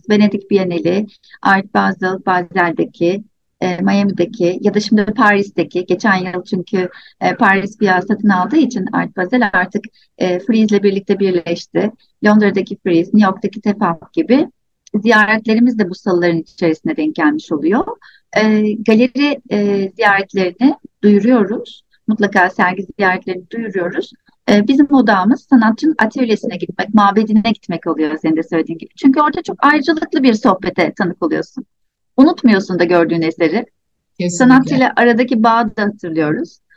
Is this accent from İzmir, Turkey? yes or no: yes; İzmir, Turkey; ben İzmir'de büyüdüm.